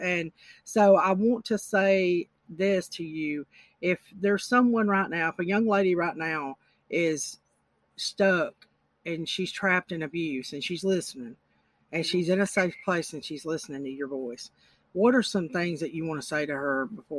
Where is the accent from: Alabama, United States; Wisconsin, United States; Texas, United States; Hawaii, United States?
Alabama, United States; Yes. Alabama.